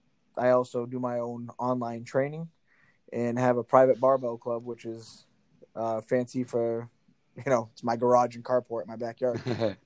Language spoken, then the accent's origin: English; New Bedford, Massachusetts, United States; I live in New Bedford, Massachusetts. It's about an hour south of Boston.